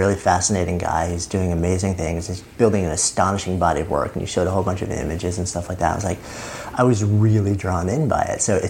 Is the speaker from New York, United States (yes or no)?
yes; New York City, New York, United States; beautiful New York City, my hometown